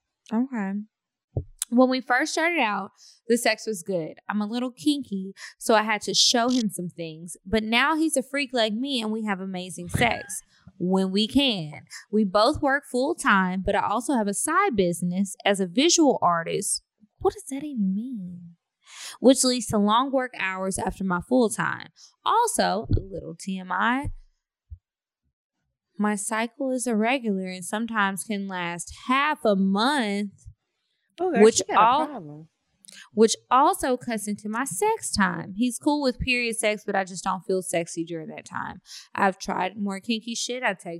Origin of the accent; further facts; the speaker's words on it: Kansas City, Missouri, United States; I'm originally from Kansas City, Missouri. So when the pandemic happened and school shut down, I moved back home.